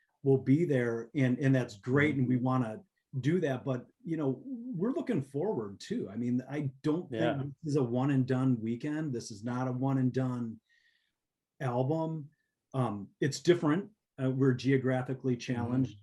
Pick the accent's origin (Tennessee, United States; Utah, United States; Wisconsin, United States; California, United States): Wisconsin, United States; Wausau; I'm from the Wausau area